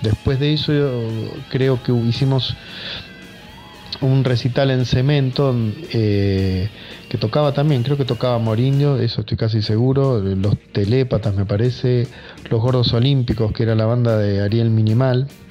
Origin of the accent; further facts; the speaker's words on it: Buenos Aires Province, Argentina; Somos de Zona Sur, todos, más o menos Turdera, Lavallol, Banfield, Adroé